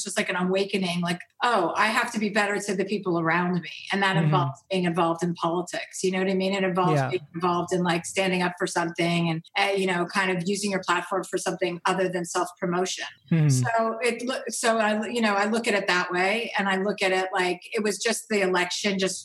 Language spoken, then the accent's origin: English; New Jersey, United States; I'm from New Jersey. I grew up with six kids